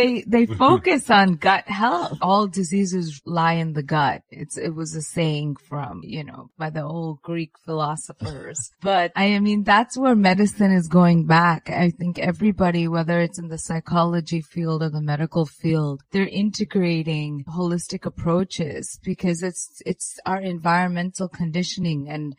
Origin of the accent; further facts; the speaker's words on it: India; I'm Indian, so we give. It was our New Year's.